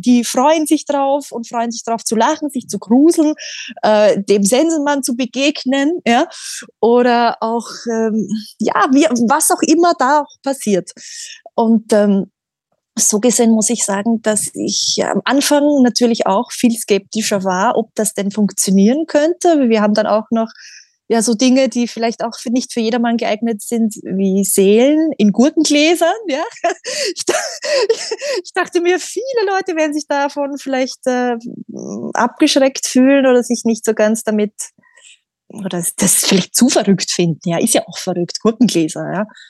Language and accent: German; Austria; moved away as an adult; also born or lived in England; ich bin in Österreich groß geworden